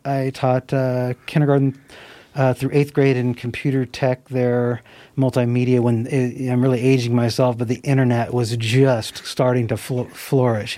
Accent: Nevada City, California, United States; also born or lived in Sacramento; I grew up on Banner Mountain, and then um, and then we moved to Ridge Road when I was ten years old

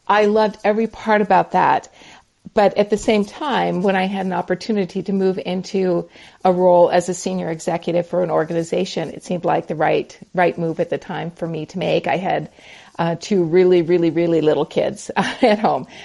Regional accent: Montana, United States; now in North Carolina, United States; So I am a Montana girl. So I grew up in the Ooh. mountains of Montana.

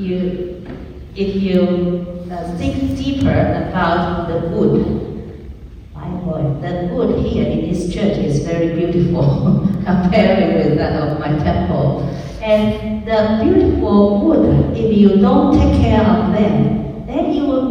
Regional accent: Taiwan; English is a second language; moved away as an adult; also born or lived in Hong Kong; now in United States; as a Chinese, I was born in Taiwan

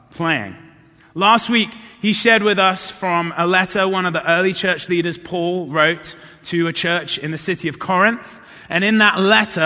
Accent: South of England, United Kingdom; moved away; I didn't grow up around here. I grew up in the South of England

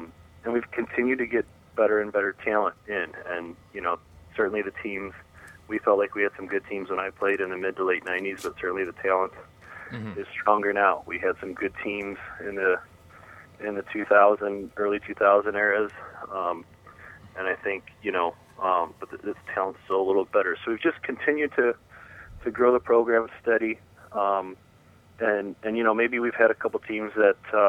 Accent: St. Louis, Missouri, United States; moved away as an adult; now in East Lansing, United States; I grew up in St. Louis, Missouri

